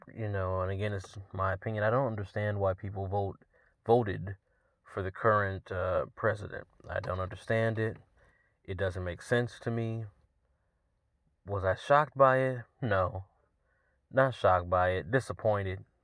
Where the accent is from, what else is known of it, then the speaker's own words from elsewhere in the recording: Georgia, United States; my home state